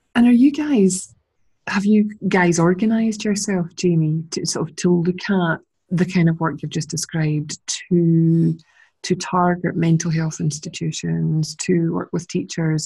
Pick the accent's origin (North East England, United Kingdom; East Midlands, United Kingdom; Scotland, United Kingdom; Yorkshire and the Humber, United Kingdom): Scotland, United Kingdom; accent: Scottish; my lovely Scottish accent